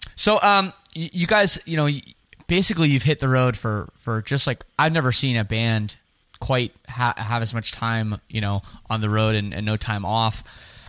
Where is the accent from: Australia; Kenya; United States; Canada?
Canada; Toronto, Ontario; I'm from Canada. I'm from Toronto